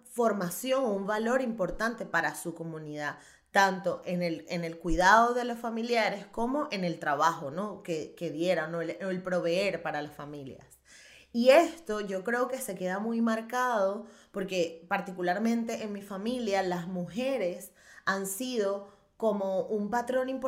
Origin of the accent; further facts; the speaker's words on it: Chirimena, Miranda, Venezuela; bueno, mami, soy de Chirimena